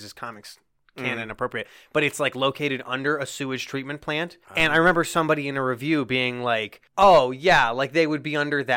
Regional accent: South Dakota, United States; we grew up in South Dakota

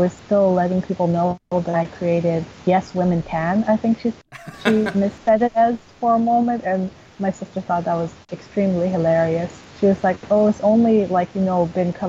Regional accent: New York, United States; I grew up in New York. I'm a New Yorker born and raised

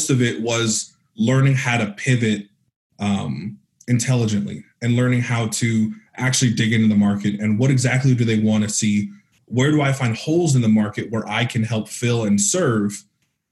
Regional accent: Northern California, United States; moved away as an adult; also born or lived in San Francisco; now in Arizona, United States; I'm from Northern California

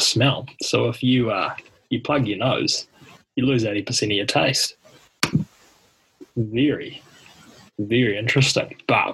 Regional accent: Porirua, Wellington, New Zealand; my hometown, Pororo

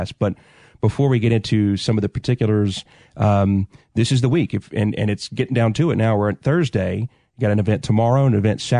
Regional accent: Jackson, Mississippi, United States; Growing up in South Jackson, listening to the games on 62 JDX every night.

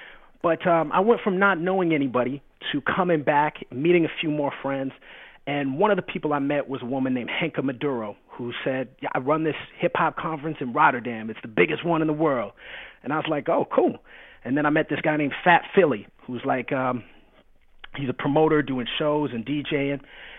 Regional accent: Canada; makes me very Canadian. And it's funny for me because the question I get asked probably the most is, where are you from? With the lead-in of, oh, I thought you were American. because I grew up on the border to the States.

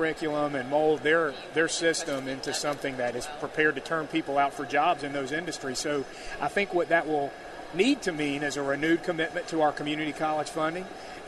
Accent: Pascagoula, Mississippi, United States; I come from the Gulf Coast, Pascagoula.

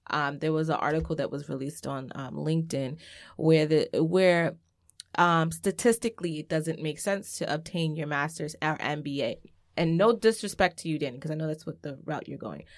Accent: New York City, New York, United States; I grew up in Laurelton. Cambria and Laurelton is changing

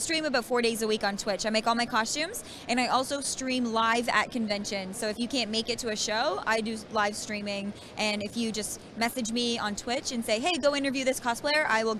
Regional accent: Toronto, Ontario, Canada; I'm from Toronto

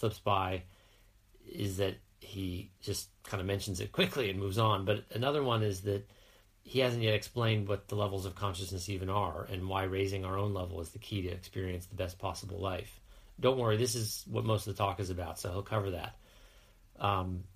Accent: United States; accent: American; my American accent

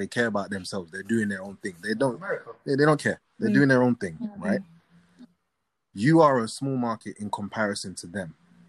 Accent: Ghana

